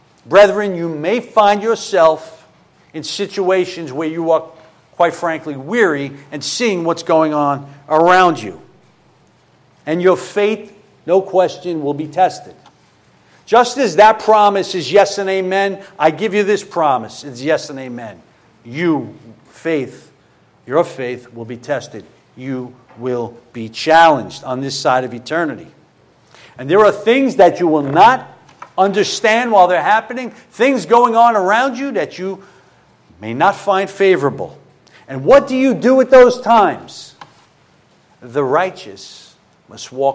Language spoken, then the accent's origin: English; New York City, New York, United States; moved away; I'm originally from Brooklyn